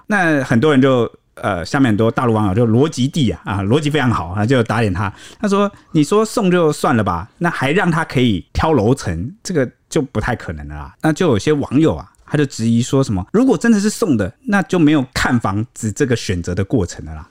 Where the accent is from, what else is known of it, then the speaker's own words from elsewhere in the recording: Taiwan; 我们台湾这边方面的人